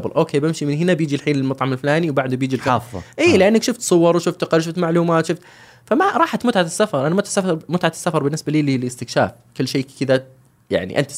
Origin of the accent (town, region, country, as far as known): Saudi Arabia